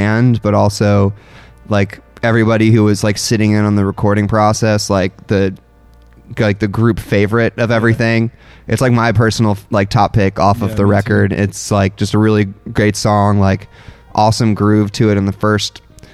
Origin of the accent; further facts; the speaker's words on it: New Jersey, United States; I was raised in North Jersey